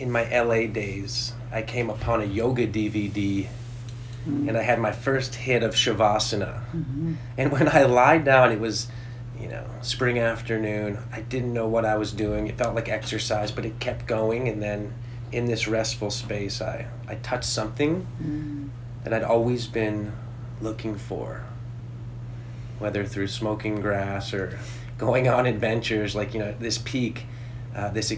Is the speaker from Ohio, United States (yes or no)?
no; Hinsdale, Illinois, United States; I grew up just outside of Chicago